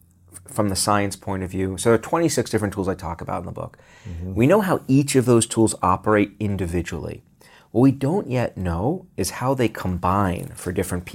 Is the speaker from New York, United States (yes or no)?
yes; Brooklyn, New York, United States; where I grew up in Brooklyn, parks, green spaces were synonymous with getting mugged.